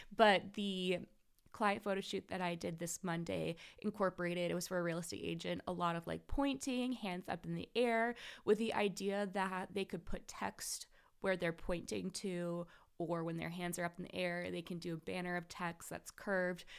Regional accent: Seattle, Washington, United States; I'm from Seattle

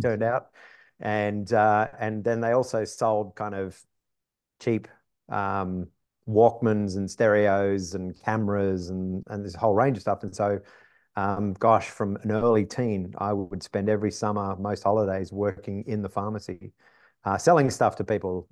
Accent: Wollongong, New South Wales, Australia; moved away as an adult; now in United States; grew up on the East Coast of Australia, like most Australians. Um, grew up in a city, you know, quarter of a million

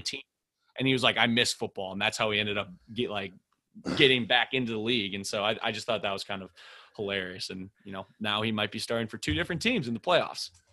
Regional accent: Minneapolis, Minnesota, United States; I'm from Minneapolis

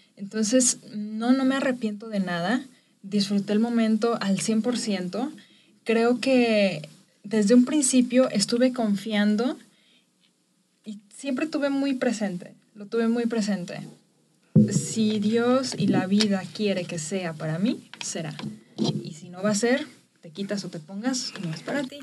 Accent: Chapala, Jalisco, Mexico; soy originaria de Chapala, Jalisco

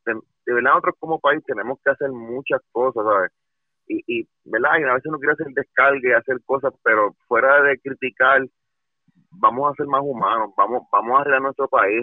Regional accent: Puerto Rico; nosotros como puertorriqueños

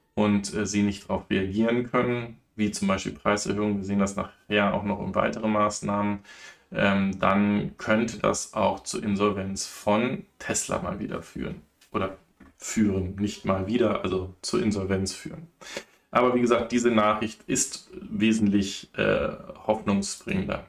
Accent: Germany; bei uns in Deutschland

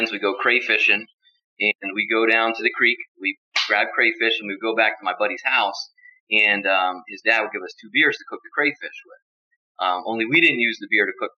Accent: Steelton, Pennsylvania, United States; My hometown is Steelton, Pennsylvania. I'm from a small town.

